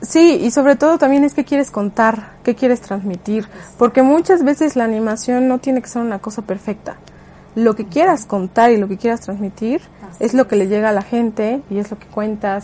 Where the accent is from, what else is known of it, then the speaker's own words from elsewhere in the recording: Mexico; como mexicanos